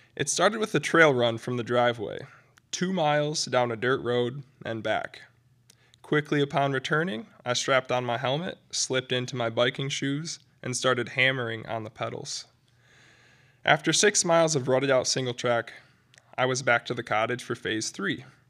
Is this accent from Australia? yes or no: no; Midland, Michigan, United States; my hometown, Midland